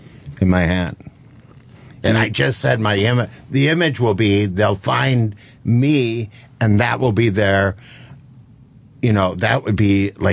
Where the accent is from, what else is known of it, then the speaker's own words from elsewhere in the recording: Minnesota, United States; I'm from Minnesota.